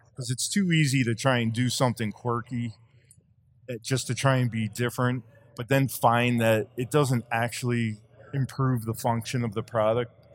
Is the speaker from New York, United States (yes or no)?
yes; Long Island, New York, United States; I grew up on Long Island